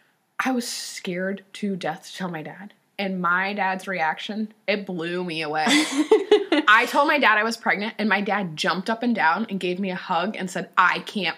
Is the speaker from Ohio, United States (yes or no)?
yes; Ohio, United States; I grew up in Ohio.